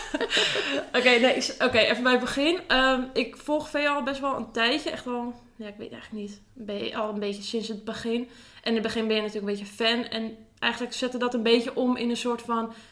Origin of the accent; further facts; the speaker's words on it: Zaandam, North Holland, Netherlands; Ik kom uit Zaandam